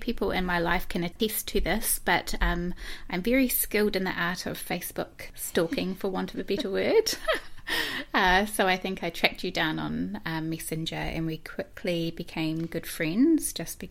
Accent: New Zealand; So I am originally from Dyville.

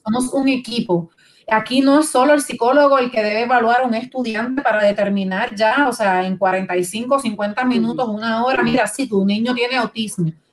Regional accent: Puerto Rico; Nosotros como puertorriqueños

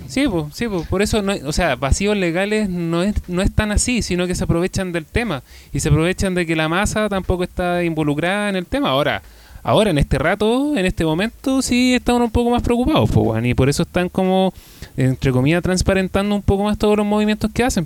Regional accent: Chile; como, como ciudadano chileno

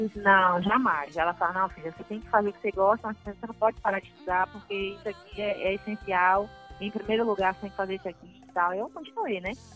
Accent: Brazil; na cidade de Marcelino de Souza, onde eu nasci.

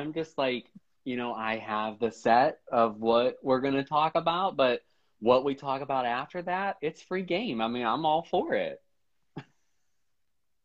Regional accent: Pennsylvania, United States; moved away as an adult; also born or lived in Pittsburgh, Pennsylvania; now in Charlotte, North Carolina, United States; I grew up in Pennsylvania.

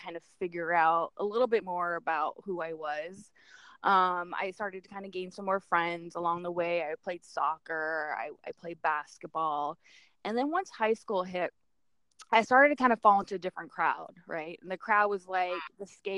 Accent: Camarillo, California, United States; I grew up in Camarillo, California, which is like Southern California. And born and raised

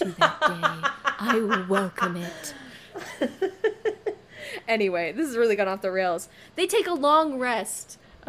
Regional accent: California, United States; I grew up in California.

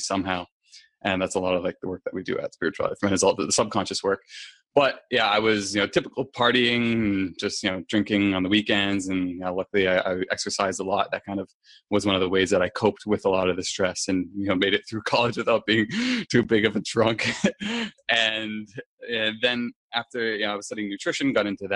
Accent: New Hampshire, United States; I am originally from there.

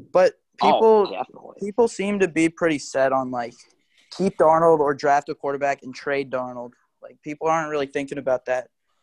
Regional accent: Atlanta, Georgia, United States; I'm from Atlanta

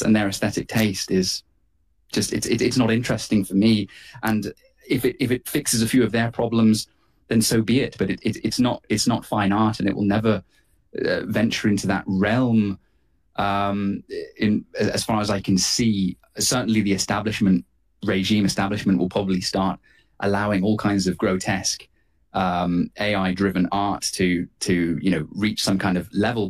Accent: United Kingdom; myself, as a Brit, as a European

